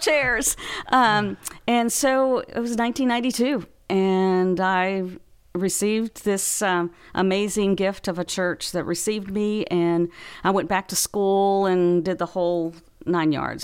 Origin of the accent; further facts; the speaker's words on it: Big Spring, Texas, United States; now in Louisiana, United States; I was raised, born and raised in Big Spring, Texas